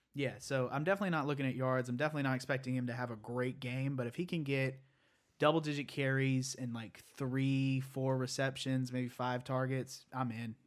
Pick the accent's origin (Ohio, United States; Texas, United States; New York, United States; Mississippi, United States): Texas, United States; Patrick Mahomes is from like 20 miles from my hometown